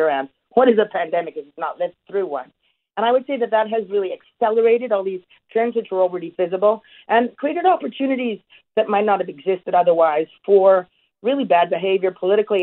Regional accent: Canada; I'm a Canadian

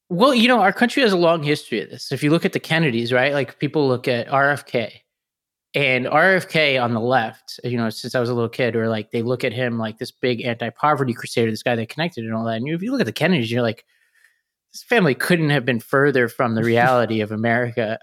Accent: New York City, New York, United States; I grew up in Staten Island

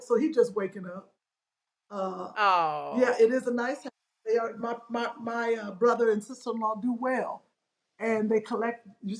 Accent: Cleveland, Ohio, United States; my hometown of Cleveland, Ohio.

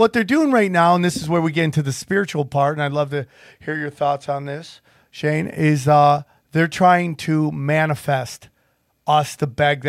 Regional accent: United States; I am an American. I love being American.

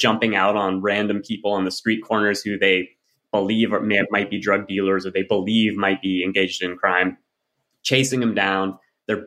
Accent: Northern California, United States; I grew up in Northern California in the suburbs

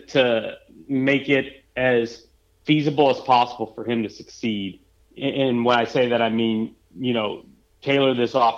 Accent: Houston, Texas, United States; I'm from Texas, and then I'm from Houston

